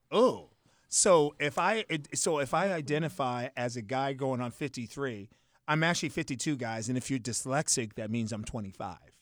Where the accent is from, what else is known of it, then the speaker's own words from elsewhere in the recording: Boston, Massachusetts, United States; I'm from Boston